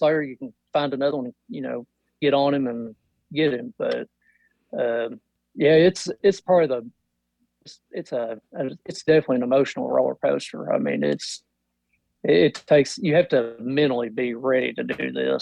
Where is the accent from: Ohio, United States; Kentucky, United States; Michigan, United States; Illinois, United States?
Kentucky, United States; I'm from Kentucky, and I work for a power company here, local power company